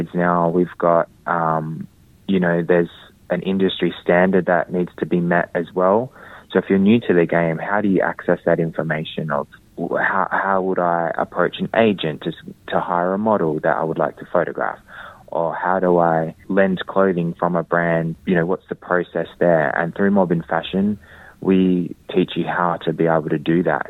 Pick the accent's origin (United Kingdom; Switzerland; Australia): Australia; Perth, Western Australia; as a Whadjuk Noongar man, growing up in Boorloo, Perth, growing up amongst a community